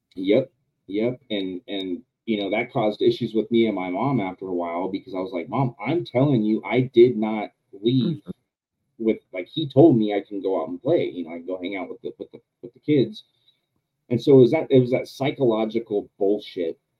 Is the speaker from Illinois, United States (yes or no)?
no; Southern California, United States; also born or lived in Yucaipa, California; Well, I'm from Southern California. I live an hour and a half away from San Diego.